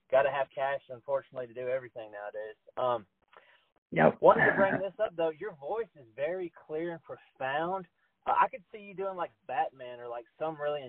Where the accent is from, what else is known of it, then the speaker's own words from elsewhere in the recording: Tennessee, United States; I'm from Tennessee